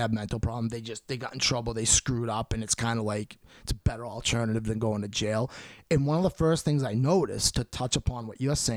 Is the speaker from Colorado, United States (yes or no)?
no; Halifax, Massachusetts, United States; I'm from Halifax, but it's like the same area